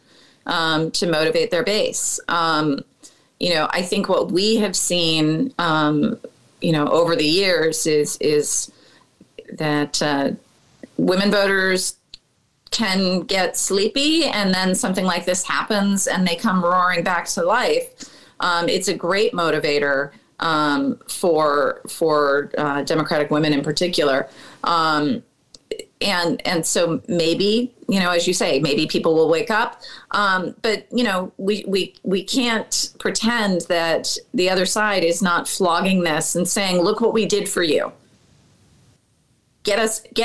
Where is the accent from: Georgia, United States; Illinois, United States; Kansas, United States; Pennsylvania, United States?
Illinois, United States; Chicago; I'm from the North Lakefront